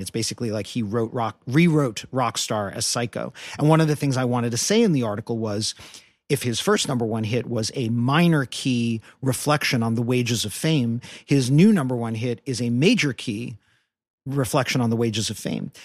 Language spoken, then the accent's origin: English; New York City, New York, United States; I'm a kid from Brooklyn, New York